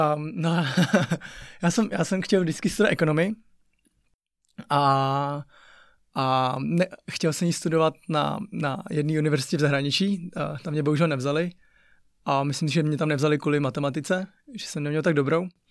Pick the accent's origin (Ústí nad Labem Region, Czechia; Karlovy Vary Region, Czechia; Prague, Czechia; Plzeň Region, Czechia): Ústí nad Labem Region, Czechia; Ústí nad Labem; Czech is a second language; moved away; My jsme vyrůstali v Ústí mm-hmm. a tak a měli jsme ještě chůvu, tak a to jsme bydlela na sídlišti Neštěmice